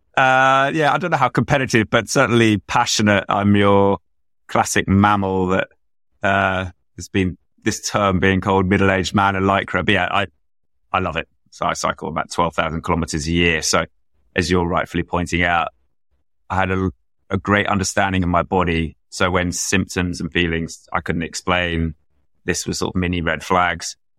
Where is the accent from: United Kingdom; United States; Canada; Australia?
United Kingdom; London; I grew up in London, proudly took the tube to school